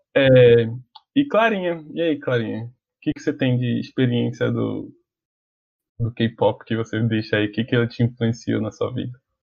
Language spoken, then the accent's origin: Portuguese; Brazil; nós como brasileiros